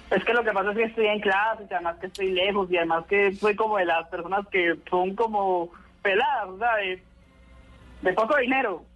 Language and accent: Spanish; Armenia, Quindío, Colombia; now in Pereira, Colombia; Yo vivo en Pereira, pero yo nací en Armenia